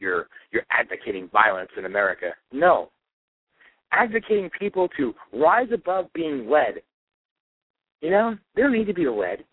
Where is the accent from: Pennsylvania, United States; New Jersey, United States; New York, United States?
Pennsylvania, United States; I'm from Pennsylvania.